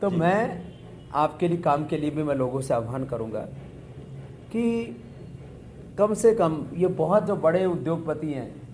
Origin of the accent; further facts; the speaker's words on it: India; मैं भारत से हूँ